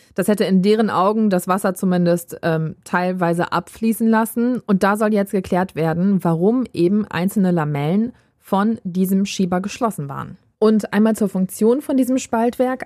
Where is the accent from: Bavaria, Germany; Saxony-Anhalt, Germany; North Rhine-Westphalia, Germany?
North Rhine-Westphalia, Germany; Düsseldorf